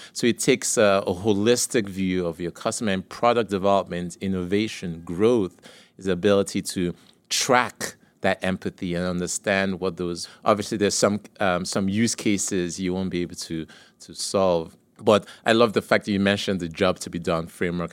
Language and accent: English; Nigeria; moved away; So, I grew up in Nigeria